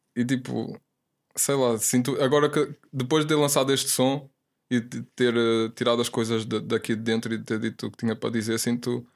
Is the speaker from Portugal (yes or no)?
yes; the north of Portugal, Portugal; now in Lisbon, Portugal; eu era puto, estava lá no norte, lá na minha zona, puto no PC